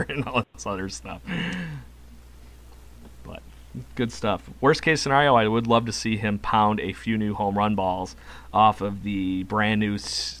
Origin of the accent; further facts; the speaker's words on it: Rochester, New York, United States; I'm from Rochester, New York, and apparently know how to deal with weather.